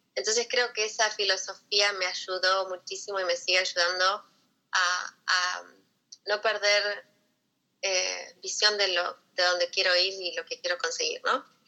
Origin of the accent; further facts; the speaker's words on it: Buenos Aires, Argentina; moved away as an adult; now in United States; yo soy de Buenos Aires y llegué acá a los Estados Unidos hace ya 18 años